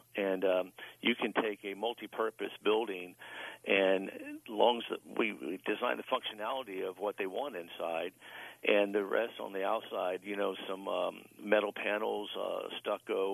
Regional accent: Tampa, Florida, United States; now in Ocala, United States; I'm originally from Tampa. Uh, I do reside in Ocala, Florida

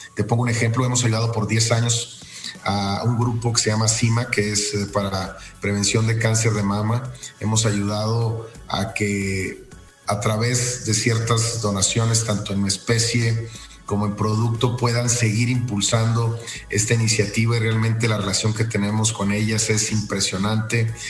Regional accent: Mexico; el equipo que conforma General Motors, que prácticamente somos puros mexicanos

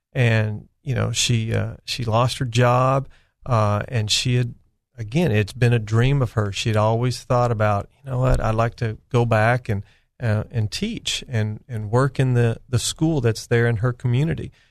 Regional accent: California, United States; moved away as an adult; now in Arkansas, United States; I was born and raised in California

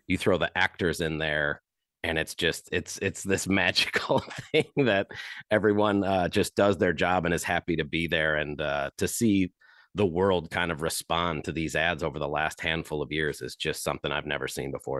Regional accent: Chesterton, Indiana, United States; growing up in the Chicagoland area in Chesterton, Indiana

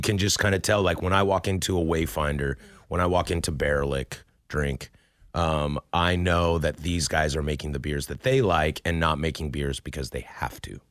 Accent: Pacific Northwest, United States; born and raised in the Pacific Northwest

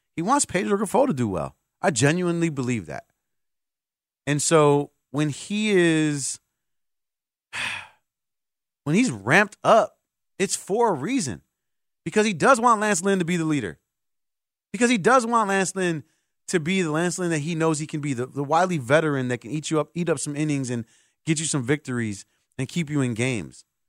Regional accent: Puerto Rico; my island of Puerto Rico

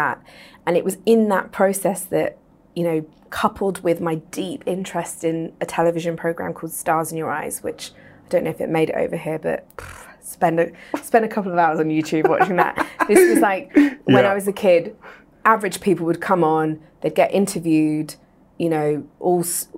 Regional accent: England, United Kingdom; I'm from England, worked in London in theatre

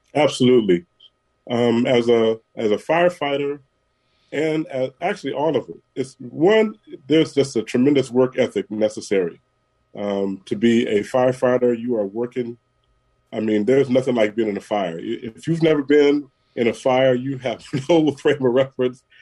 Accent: San Francisco, California, United States; Born and raised in San Francisco at uh, General Hospital. So yeah, I've been here through it all.

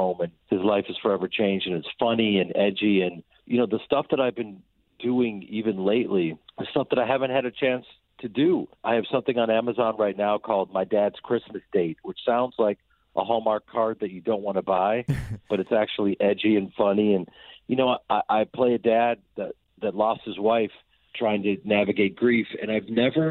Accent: Chicago, Illinois, United States; I'm a guy from Chicago who's a stage actor

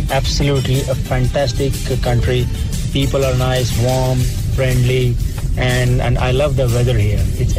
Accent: Mumbai, Maharashtra, India; moved away as an adult; now in South Africa; I'm from Mumbai, India. I'm in South Africa since 2013

